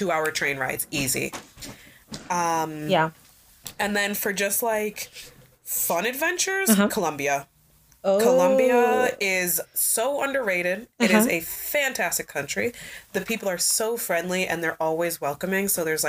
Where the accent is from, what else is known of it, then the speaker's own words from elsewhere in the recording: Oak Park, Illinois, United States; also born or lived in Chicago, Illinois; I'm from Oak Park. I was born out south in Chicago.